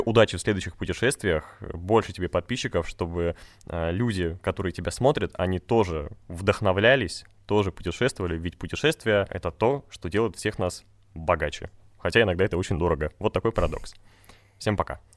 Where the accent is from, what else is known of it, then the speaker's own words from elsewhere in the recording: Republic of Karelia, Russia; я тоже сам из Карелии